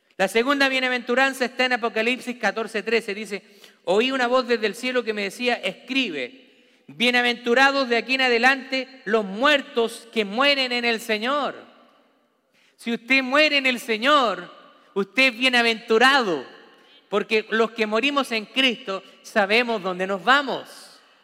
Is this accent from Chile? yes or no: yes; Chile; moved away; como en mi país dice